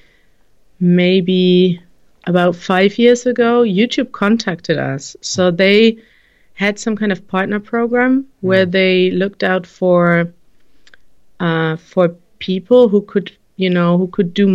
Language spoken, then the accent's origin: English; Münster, North Rhine-Westphalia, Germany; in my hometown in Münster, in Western Germany